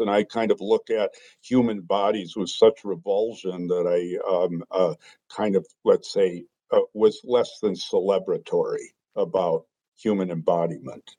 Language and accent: English; Green Bay, Wisconsin, United States; moved away as an adult; grew up in Green Bay, Wisconsin